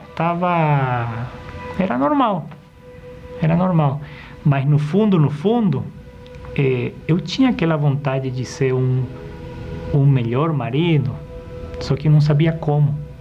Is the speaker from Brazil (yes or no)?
no; Bolivia; eu fui criado numa cidade na Bolívia bem pequena